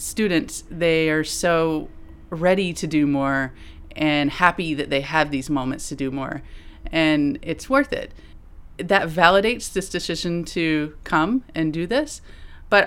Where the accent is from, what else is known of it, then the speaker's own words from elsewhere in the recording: North Carolina, United States; moved away as an adult; now in Santiago, Chile; I am from North Carolina